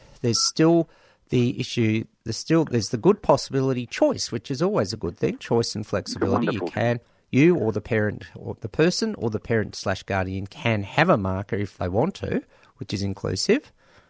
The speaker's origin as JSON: {"language": "English", "region": "Victoria", "country": "Australia", "tie": "born or raised there", "said": "I was born in Victoria"}